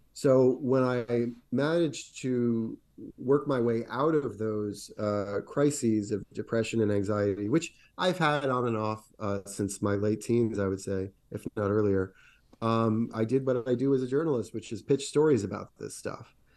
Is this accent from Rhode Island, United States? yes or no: yes; Rhode Island, United States; my home state of Rhode Island